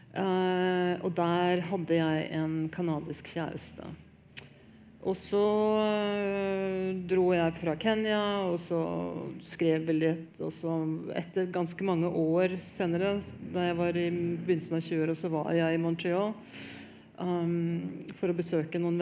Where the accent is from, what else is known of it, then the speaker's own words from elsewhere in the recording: Hamar, Innlandet, Norway; jeg er veldig norsk. Jeg har sånn, sånn eh, geneprøvebevis på at jeg er fra Hamar.